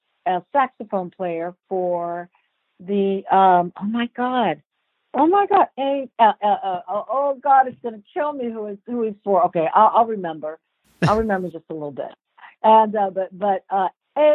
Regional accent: Los Angeles, California, United States; also born or lived in Columbus, Ohio; we grew up in Los Angeles. I was born in Columbus, Ohio. We moved here when I was 5

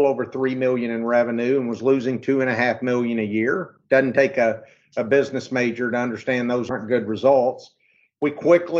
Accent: Arkansas, United States; I was born and raised in Arkansas.

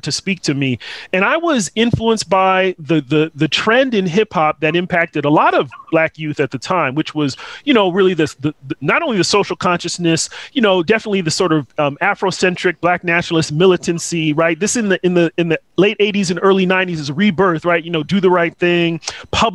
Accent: Southern California, United States; also born or lived in Nigeria; I grew up in California, mostly in Southern California.

